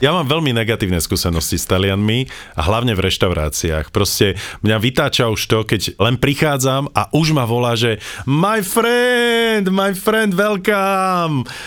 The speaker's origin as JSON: {"language": "Slovak", "country": "Slovakia", "said": "we are from Slovakia"}